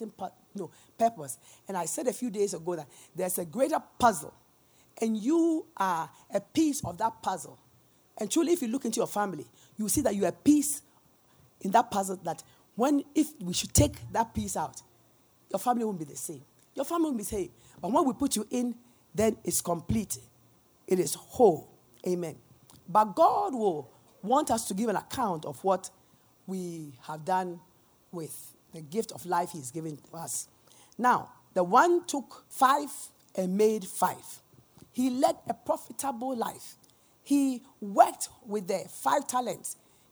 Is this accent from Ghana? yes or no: yes; Ghana; We are Ghanaian